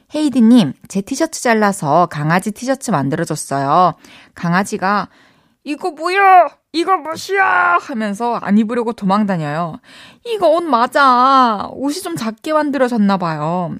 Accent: South Korea; 제가 한국인으로서

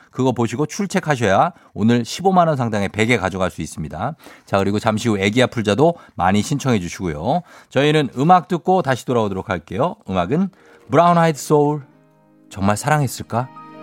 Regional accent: Goyang, Gyeonggi Province, South Korea; 저 고양시 토박이에요. 주엽고 졸업했어요

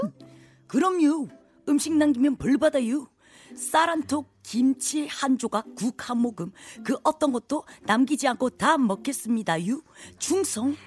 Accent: Busan, South Korea; now in Seoul, South Korea; 부산이 고향인데 제가 또 어, 서울 사람이 좀 다 되긴 했는데

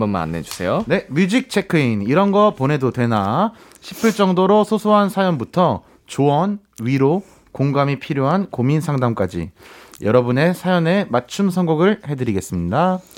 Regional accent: Seoul, South Korea; 저한테는 한강이란 곳이 초등학교 때도 매일 갔고 중학교 때도 갔고 고등학교 때도 갔고 저는 컸는데

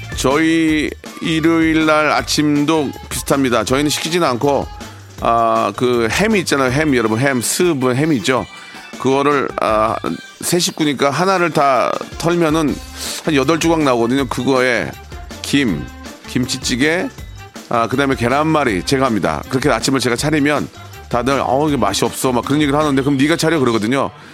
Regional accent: South Korea; 저는 자랑스러운 DNA 100%의 한국인입니다

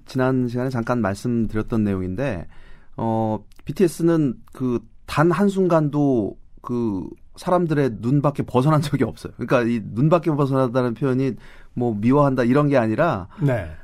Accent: South Korea

